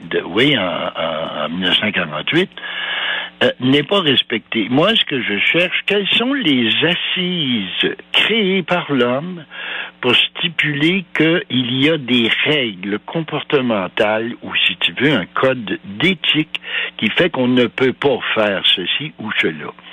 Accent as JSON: {"language": "French", "town": "Val-d'Or", "region": "Quebec", "country": "Canada", "tie": "born or raised there", "said": "Je suis né à Val d'Or, moi, en 39"}